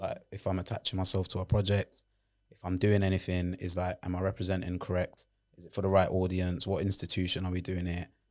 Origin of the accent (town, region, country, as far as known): London, United Kingdom; accent: Londoner